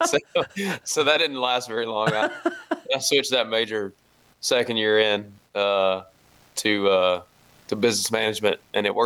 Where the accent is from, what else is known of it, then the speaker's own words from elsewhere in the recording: the South, Tennessee, United States; I grew up in the South